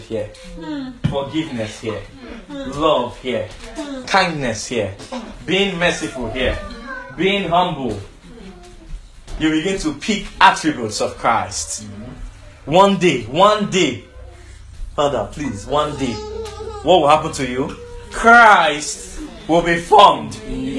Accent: Lagos, Nigeria; we are from Nigeria, Lagos Island

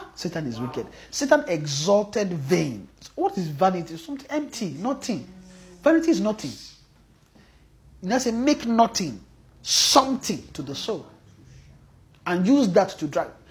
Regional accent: Nigeria; especially if we are from Nigeria

